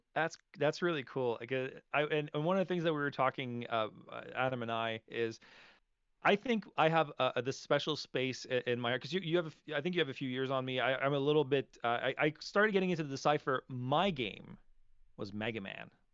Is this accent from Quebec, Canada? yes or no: yes; Montreal, Quebec, Canada; You're from my, my hometown